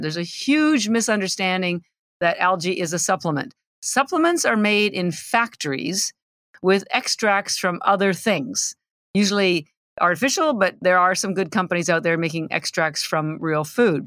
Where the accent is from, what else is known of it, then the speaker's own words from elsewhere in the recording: Canada; moved away as an adult; now in Boston, United States; I'm Canadian, although I've lived in Boston thirty-three years